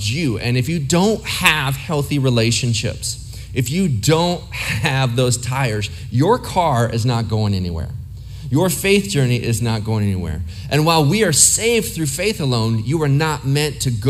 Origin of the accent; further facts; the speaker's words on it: Ohio, United States; now in Arizona, United States; I lived in several places. I grew up mostly in Ohio.